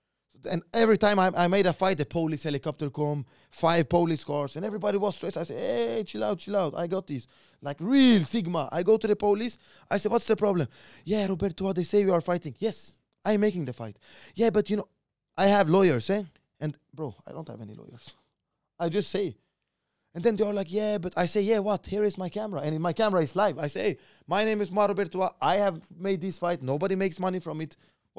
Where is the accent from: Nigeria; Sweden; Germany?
Sweden; I'm from the best neighborhood in all of Sweden. Like, it's super strong, bro. Like, the older ones in the neighborhood, it's like more or less like a favela, you know? The criminal guys, they are controlling the neighborhood, you know?